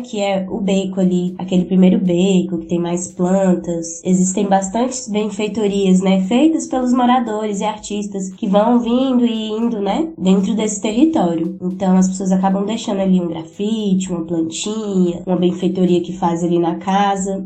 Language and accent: Portuguese; Taguatinga, Federal District, Brazil; Nós dois crescemos aqui no Mercado Sul